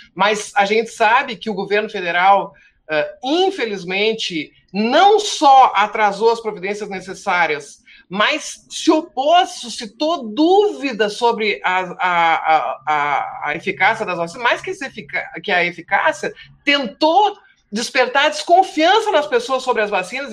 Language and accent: Portuguese; Rio Grande do Sul, Brazil; moved away; tu já notaste que eu sou gaúcho, embora não esteja no Rio Grande do Sul há, há muitos anos, saio do Rio Grande, mas o Rio Grande não sai de mim